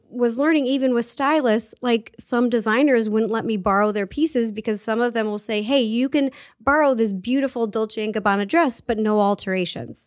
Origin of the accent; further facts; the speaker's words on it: Seattle, Washington, United States; I grew up in Seattle